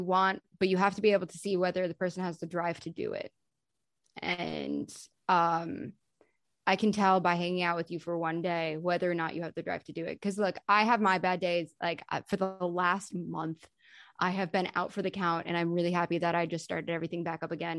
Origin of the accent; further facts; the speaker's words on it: New York, United States; I'm from New York and I didn't live in Palm Beach, Florida